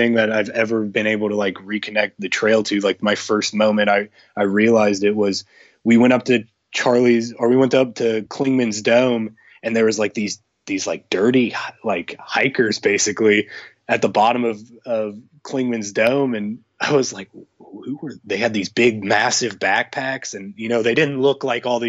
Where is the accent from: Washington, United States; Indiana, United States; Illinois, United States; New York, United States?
Indiana, United States; Indianapolis; I was born and raised in Indiana, and I've been here my entire life.